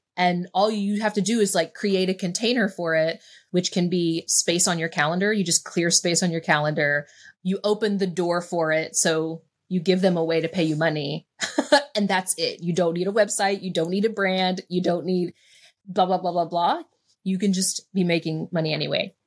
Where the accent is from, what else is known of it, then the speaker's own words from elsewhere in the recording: West Virginia, United States; I made being from West Virginia mean that I was poor, that I wasn't intelligent enough to figure things out, that I, you know, was just a small town girl